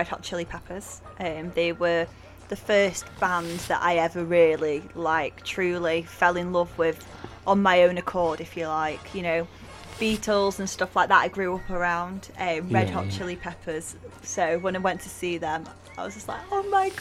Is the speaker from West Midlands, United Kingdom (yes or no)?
no; Disley, North West England, United Kingdom; I'm from Disley, and the nickname is Drizzly Disley